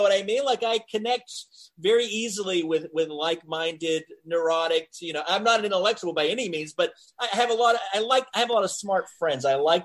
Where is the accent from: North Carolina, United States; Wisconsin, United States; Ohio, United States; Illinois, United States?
North Carolina, United States; moved away as an adult; now in New York, United States; I'm from North Carolina. When you're in North Carolina, when you grow up in North Carolina, I mean, I feel like I've become culturally, I feel like I've become a cultural Jew being here for 10 years now